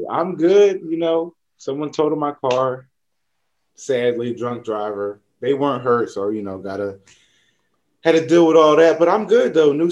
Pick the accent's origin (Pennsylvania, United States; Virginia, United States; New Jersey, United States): Pennsylvania, United States; Norristown; Norristown, we had, you know, it's pretty diverse, but as you grow up, you kind of see like, oh, like the minority around here are white people.